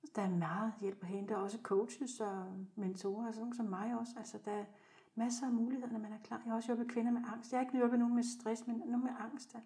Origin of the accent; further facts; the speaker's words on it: South Zealand, Denmark; Jeg er født på Sydsjælland og vokset op i en helt almindelig familie